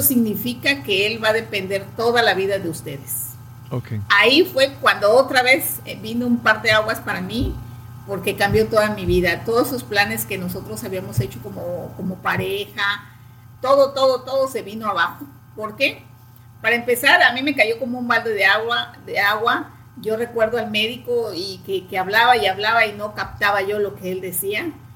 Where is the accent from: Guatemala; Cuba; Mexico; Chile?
Mexico; a town in Veracruz state; now in Veracruz, Mexico; nosotros somos de aquí, del estado de Veracruz, de un pueblo del estado de Veracruz, y posteriormente cuando yo terminé la secundaria, me vine a Veracruz a estudiar